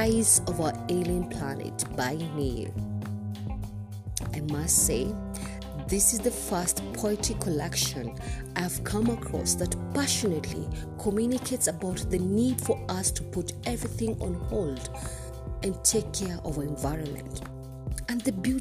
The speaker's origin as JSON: {"language": "English", "country": "Kenya", "said": "I am uniquely Kenyan and relevantly African"}